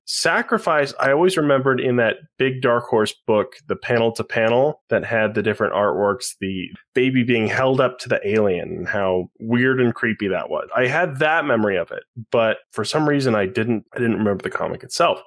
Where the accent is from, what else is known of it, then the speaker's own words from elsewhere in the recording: Utah, United States; I grew up in Utah County, Mormon